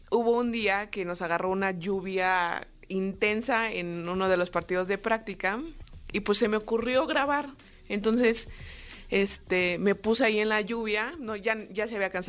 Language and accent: Spanish; Mexico City, Mexico; Ok, yo soy de aquí, de la Ciudad de México